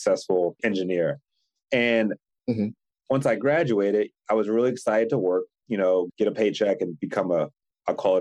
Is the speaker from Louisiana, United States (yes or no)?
no; Philadelphia, Pennsylvania, United States; moved away; I'm from Philly originally.